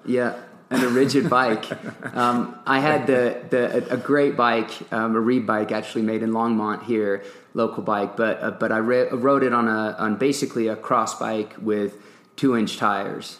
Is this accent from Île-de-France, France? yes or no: no; Nantes, Pays de la Loire, France; moved away as an adult; also born or lived in England / Durango, Colorado; grew up in Nantes, a town on the west coast of France